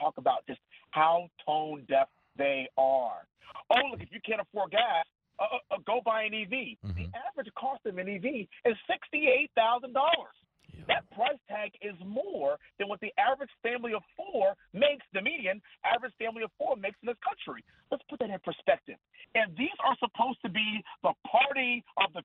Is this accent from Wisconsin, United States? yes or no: no; Texas, United States; when you come from a family that has 60 years worth of service, that loves the American way, and we're all from Texas